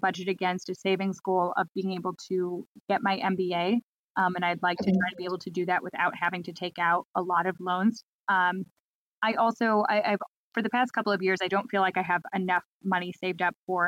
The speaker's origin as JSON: {"language": "English", "town": "Chicago", "region": "Illinois", "country": "United States", "moved": "as an adult", "lives_now": "Nashville, United States", "said": "I relocated for work. I'm actually from Chicago originally."}